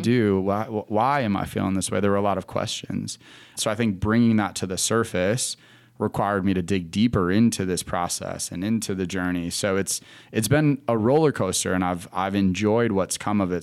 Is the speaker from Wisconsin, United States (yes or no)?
yes; Wisconsin, United States; moved away as an adult; now in Charlotte, United States; I was born and raised in Wisconsin, uh, moved to Charlotte because I wanted to get out of the winter.